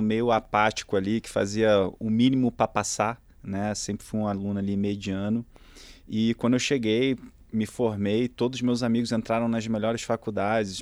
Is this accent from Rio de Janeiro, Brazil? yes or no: yes; Rio de Janeiro, Brazil; accent: Carioca; moved away as an adult; also born or lived in Boston, United States; sou carioca, é, nasci no, no Rio e durante toda a minha infância, é, basicamente estudei numa única escola lá